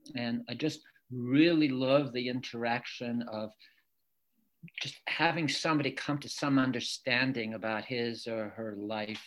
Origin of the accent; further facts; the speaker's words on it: Lisbon Falls, Maine, United States; first language French; English is a second language; also born or lived in Lewiston, Maine; I'm from Lewiston. I grew up in Lisbon Falls, where I live right now